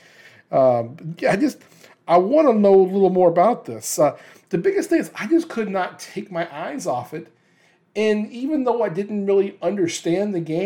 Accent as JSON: {"language": "English", "region": "the South", "country": "United States", "tie": "born or raised there", "moved": "yes", "said": "I grew up in the South"}